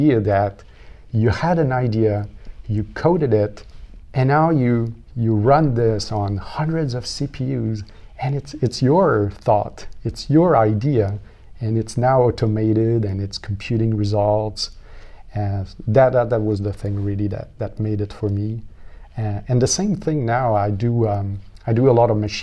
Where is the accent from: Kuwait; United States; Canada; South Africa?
Canada; Quebec; moved away as an adult; also born or lived in London, England; now in Ottawa, Canada; I'm from Quebec, so we have Cégep